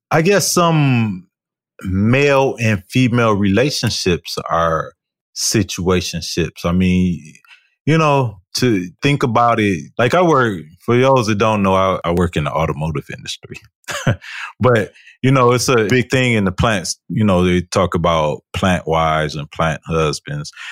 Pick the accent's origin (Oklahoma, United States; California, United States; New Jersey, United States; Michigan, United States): Michigan, United States; Detroit; I am from Detroit